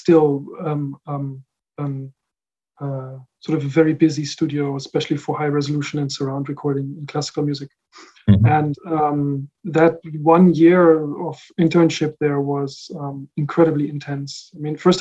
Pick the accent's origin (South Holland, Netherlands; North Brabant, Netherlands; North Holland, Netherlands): South Holland, Netherlands; The Hague; also born or lived in Rotterdam area, Netherlands; I was born in the Netherlands, and I grew up there. Mm-hmm. My parents were German, are German, and so I spent all my childhood in the Netherlands. So first mm-hmm. Somewhere close to Rotterdam, and then later in The Hague.